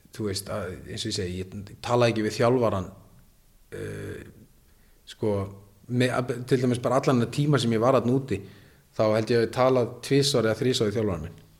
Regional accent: Iceland; also born or lived in Norway

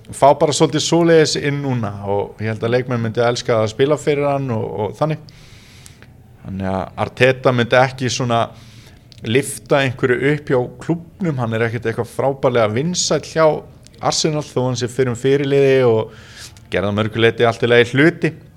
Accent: Neskaupstaður, Eastern Region, Iceland; moved away; also born or lived in Vestmannaeyjar; ég í Neskjöpsta mínum heimabæ

